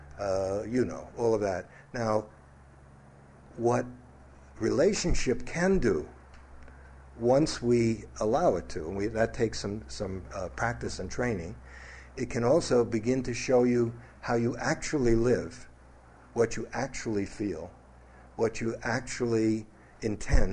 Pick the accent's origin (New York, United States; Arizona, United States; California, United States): New York, United States; New York City; growing up in New York City, very athletic, loved sports, play soldier, cowboys and Indians, fighting, all those things. In Brooklyn, it was just natural.